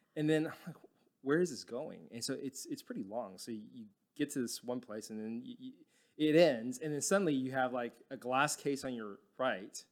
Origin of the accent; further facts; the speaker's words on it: Dallas, Texas, United States; I grew up in Dallas and it's, it's really flat